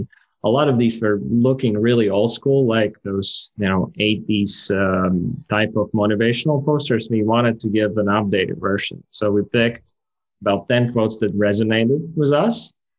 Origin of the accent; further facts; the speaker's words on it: Riga, Latvia; I'm from Riga, Latvia